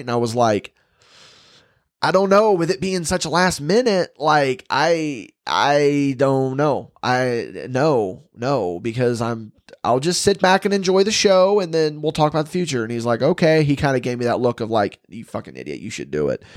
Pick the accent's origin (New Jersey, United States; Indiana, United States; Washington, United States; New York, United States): Indiana, United States; West Terre Haute; West Terre Haute, obviously, it's my hometown and special